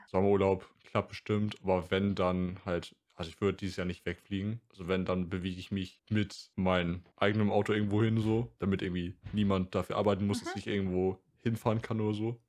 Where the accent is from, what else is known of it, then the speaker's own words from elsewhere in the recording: Northern Germany, Germany; ich komme ja aus Norddeutschland